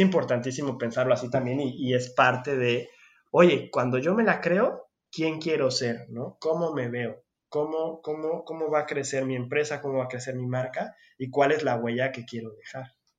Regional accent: Mexico; moved away; soy mexicano

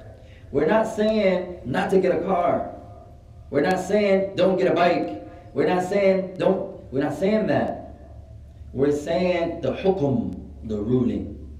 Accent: Somalia; I'm cold, I'm from Somalia. I'm cold, ya akhi.

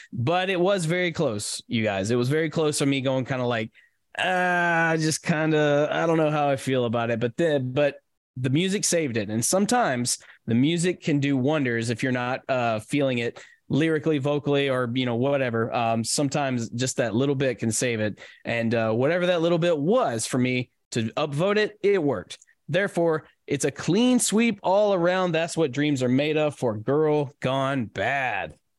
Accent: Nashville, Tennessee, United States; my my hometown

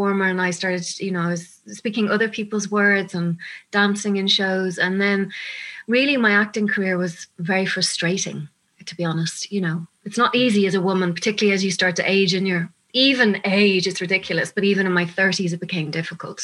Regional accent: Dublin, Leinster, Ireland; moved away as an adult; also born or lived in London; I'm from Dublin. I lived in London for about 13 years as I was an actress over there, but I'm back 10 years

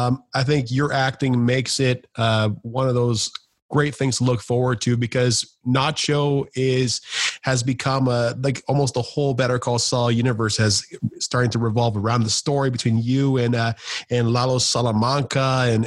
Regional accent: Canada; especially being Canadian.

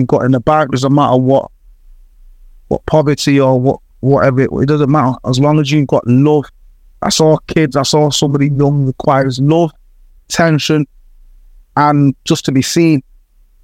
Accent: Jamaica; moved away; also born or lived in Manchester, United Kingdom; I was born in Jamaica

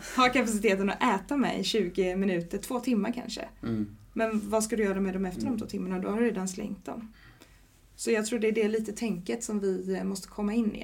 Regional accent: Sweden; now in Gothenburg, Sweden; Jag är från en liten stad som heter Jo

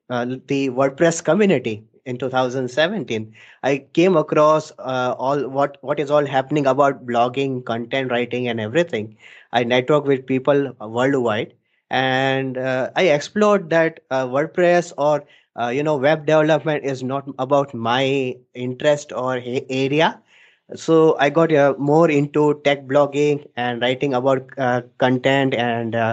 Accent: Dubai, United Arab Emirates; now in Ahmedabad, India; So, uh, starting my journey, so I was born and brought up in Dubai, and thereafter I we all shifted to India, and in Ahmedabad city

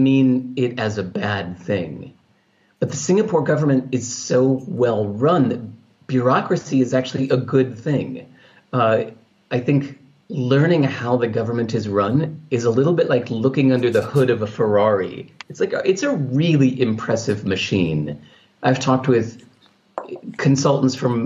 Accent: California, United States; the culture I grew up in California

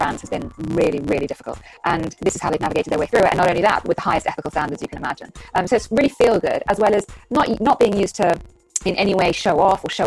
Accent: United Kingdom; I'm British national

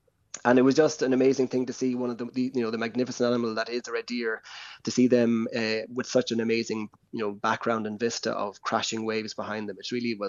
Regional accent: Bantry, Munster, Ireland; But I've always been enchanted about with the islands ever since growing up in Bantry Bay, and we'd go out to them.

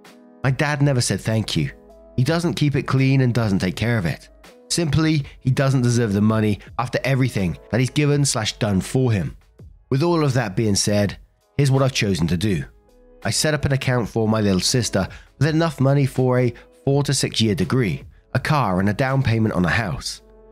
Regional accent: Belgium; first language French/Dutch; English is a second language; I was raised in Belgium, which has three national languages, French and Dutch, which are my mother tongues and the most commonly spoken there, and German.

